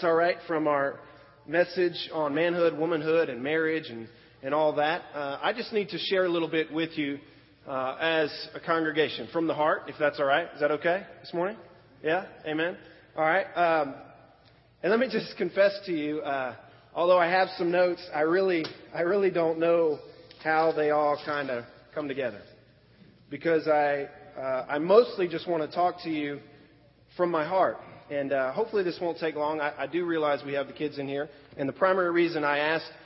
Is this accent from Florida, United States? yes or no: yes; Florida, United States; also born or lived in Pennsylvania; we moved to Florida